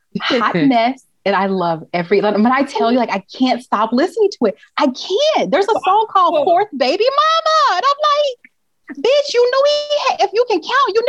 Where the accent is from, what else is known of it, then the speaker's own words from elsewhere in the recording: Memphis, Tennessee, United States; But of course, I grew up in Memphis.